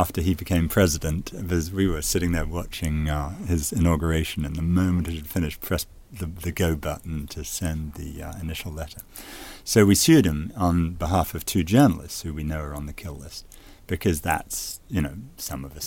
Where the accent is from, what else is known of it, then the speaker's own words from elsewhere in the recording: United States; it applies to me as an American